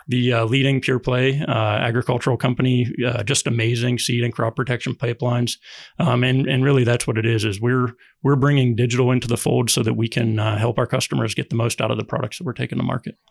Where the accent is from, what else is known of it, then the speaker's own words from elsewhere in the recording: Ohio, United States; moved away as an adult; also born or lived in Durham, North Carolina; I grew up farming in Ohio